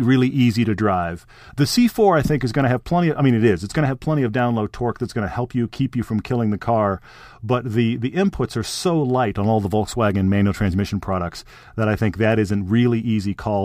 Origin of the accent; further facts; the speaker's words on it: Texas, United States; I grew up in Texas